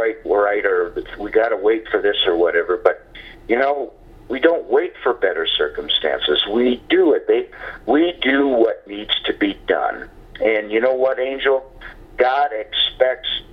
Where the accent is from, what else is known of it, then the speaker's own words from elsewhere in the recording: Windom, Minnesota, United States; now in New Mexico, United States; my hometown of Windom, Minnesota